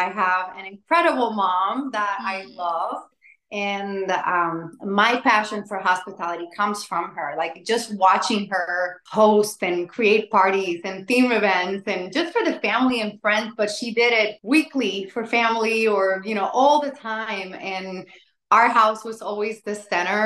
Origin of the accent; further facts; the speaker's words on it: San Juan, Puerto Rico; now in Central Florida, United States; I was born and raised in San Juan, Puerto Rico.